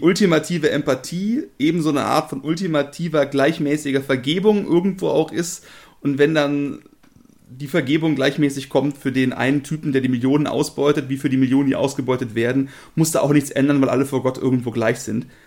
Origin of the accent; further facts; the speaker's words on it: Germany; als Deutsche